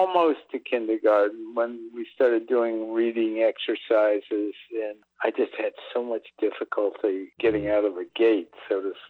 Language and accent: English; New Haven, Connecticut, United States; I grew up in New Haven, Connecticut, and my father was teaching at Yale